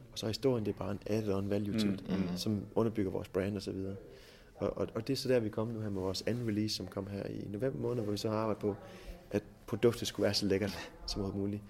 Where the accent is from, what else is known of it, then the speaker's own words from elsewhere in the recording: Jutland, Denmark; vi er jo meget jyder herovre.